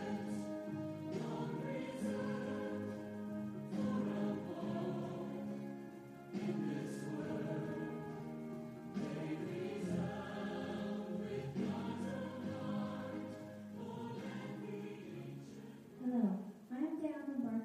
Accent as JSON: {"language": "English", "country": "Philippines", "tie": "born or raised there", "said": "I was born and raised in the Philippines"}